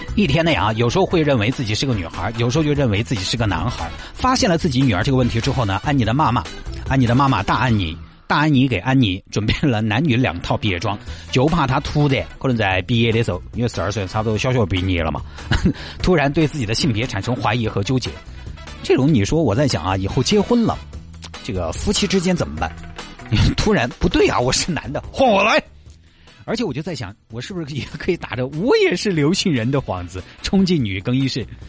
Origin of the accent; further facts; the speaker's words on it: China; 就看起以我们中国人的审美来说